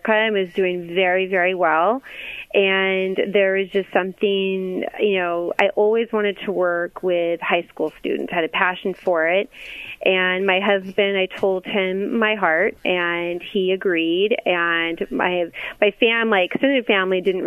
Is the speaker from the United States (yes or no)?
yes; Lancaster, California, United States; I grew up in Lancaster, California